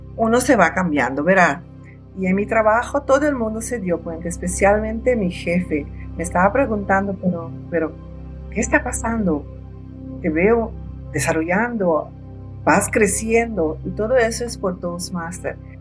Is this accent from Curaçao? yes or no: yes; Curaçao; soy de Curazao, o sea, un saludo para todos ustedes desde Curazao